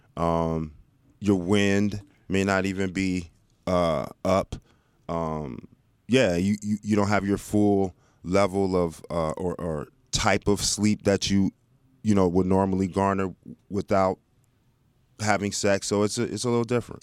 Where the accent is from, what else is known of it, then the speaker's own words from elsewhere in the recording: Dallas, Texas, United States; moved away; I grew up in Dallas